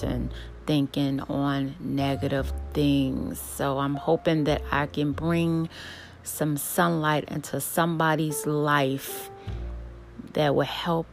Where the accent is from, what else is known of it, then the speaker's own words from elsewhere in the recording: Chicago, Illinois, United States; I grew up in Chicago on the south side